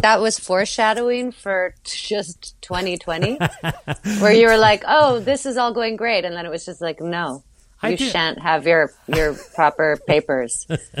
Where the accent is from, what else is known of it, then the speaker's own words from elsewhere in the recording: Toronto, Ontario, Canada; moved away as an adult; now in Port Stanley, Canada; I was born in Toronto and I love Toronto. I'm going into my fifth year not being in Toronto.